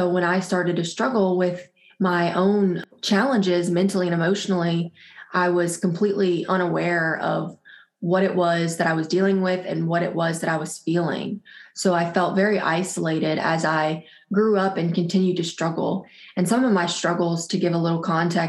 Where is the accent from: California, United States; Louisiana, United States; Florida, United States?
Louisiana, United States; South; I am from South Louisiana, born and raised here.